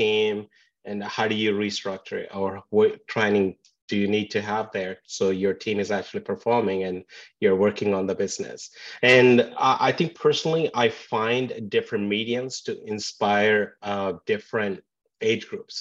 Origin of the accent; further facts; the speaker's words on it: India; moved away as an adult; also born or lived in England; now in Vancouver, Canada; Born and raised in India and moved to England for my post-graduation, but now in Vancouver, Canada